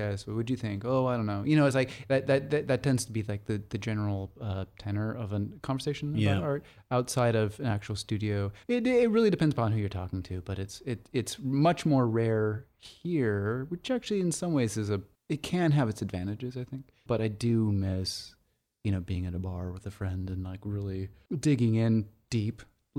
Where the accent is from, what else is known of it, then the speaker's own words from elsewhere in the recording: Seattle, Washington, United States; moved away as an adult; also born or lived in New York; now in Los Angeles, United States; I grew up in Seattle, Washington.